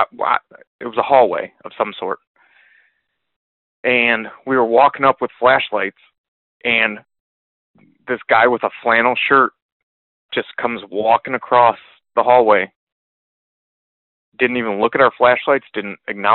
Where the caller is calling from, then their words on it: Michigan, United States; I am calling from Michigan